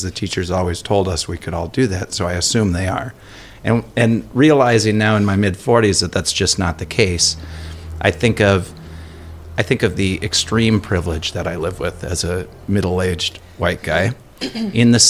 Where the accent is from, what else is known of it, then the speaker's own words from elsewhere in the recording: Elk River, Minnesota, United States; my hometown of Elk River